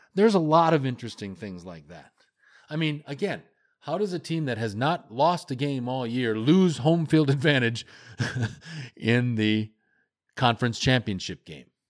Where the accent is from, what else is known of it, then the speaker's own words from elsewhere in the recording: United States; also born or lived in Western Canada; now in Canada; I am an American, though I live in the great country of Canada